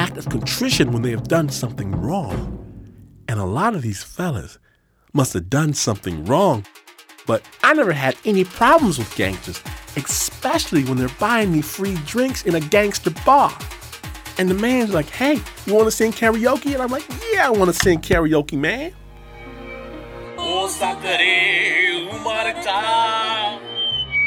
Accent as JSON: {"language": "English", "region": "Midwest", "country": "United States", "said": "I'm from the Midwest"}